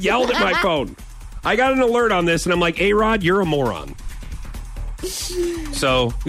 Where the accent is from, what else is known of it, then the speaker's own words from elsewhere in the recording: St. Louis, Missouri, United States; I grew up in St. Louis